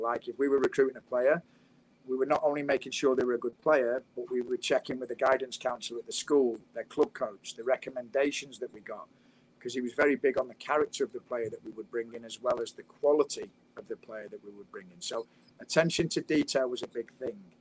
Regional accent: United Kingdom; moved away as an adult; now in United States; Being British

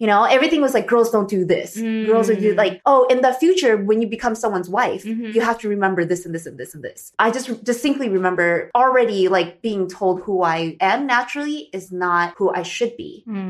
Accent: Arcadia, California, United States; growing up in Arcadia 66 area, where there's a lot of Asians like us and Asian Americans

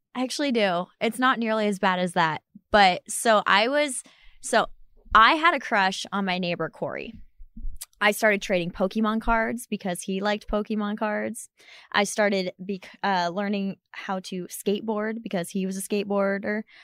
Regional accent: Ohio, United States; we're both from Ohio

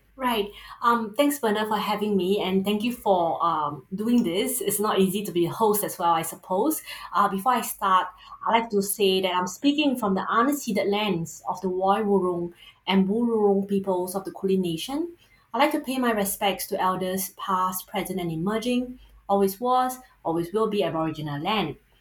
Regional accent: Singapore; accent: Singaporean; first language English; you might be able to tell from the accent as a Singaporean, you can't run from it

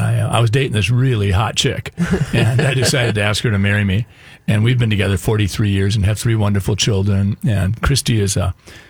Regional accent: Sleepy Eye, Minnesota, United States; also born or lived in Wabasha, Minnesota; I grew up in Sleepy Eye, Minnesota, middle child of 5.

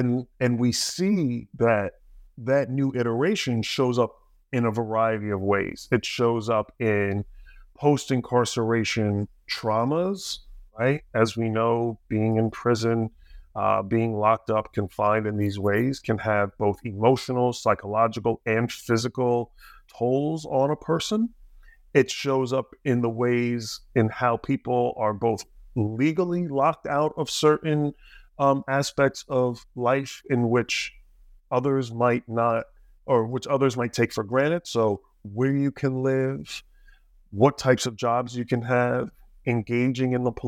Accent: New Jersey, United States; I grew up in Jersey, a little bit south of that.

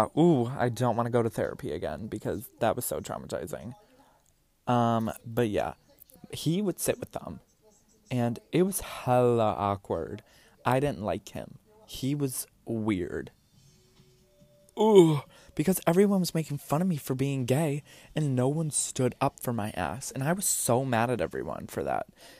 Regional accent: University Heights, Ohio, United States; moved away; We grew up in University Heights on Saybrook Road, 2487 Saybrook Road

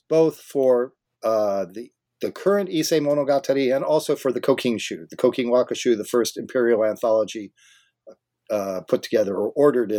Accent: California, United States; Japanese studies, I grew up in Southern California.

